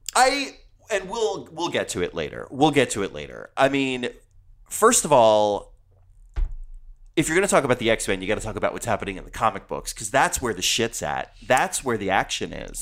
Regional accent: New Jersey, United States; I'm from New Jersey.

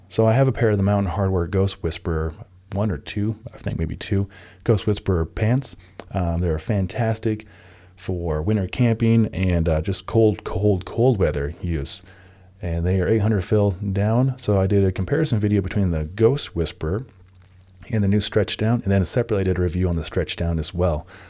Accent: Nebraska, United States; I grew up in Nebraska myself

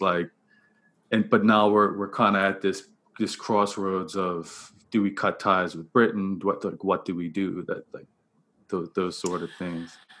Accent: Bermuda; I I grew up in Bermuda. That's where I'm I'm from

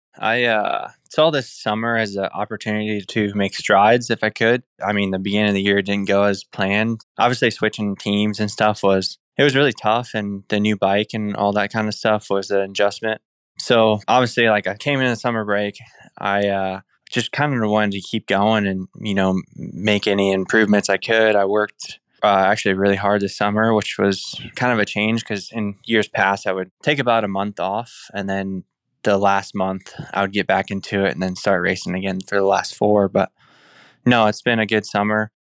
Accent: Indiana, United States; moved away; from Indiana

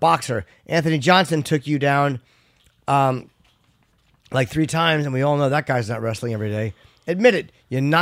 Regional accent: Ireland; as an Irish guy

